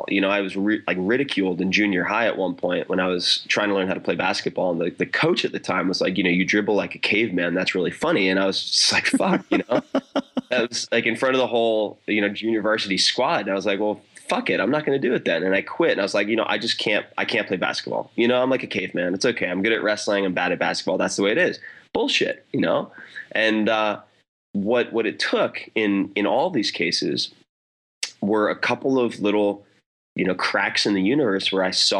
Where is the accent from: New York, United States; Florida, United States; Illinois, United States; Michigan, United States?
New York, United States; Long Island; I grew up on Long Island practically on the beach